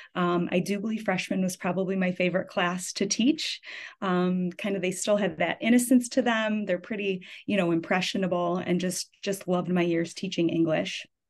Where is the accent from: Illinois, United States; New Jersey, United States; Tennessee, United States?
Illinois, United States; Deerfield; I grew up in Deerfield, Illinois, actually. So I ended up coming back to the high school that I went